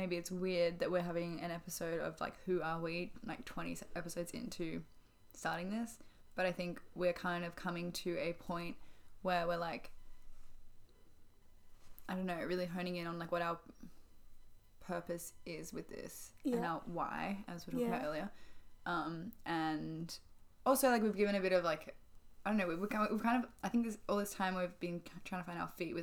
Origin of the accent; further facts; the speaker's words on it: Melbourne, Victoria, Australia; moved away as an adult; now in Paris, France; We are Australian. We are Australian. From Melbourne.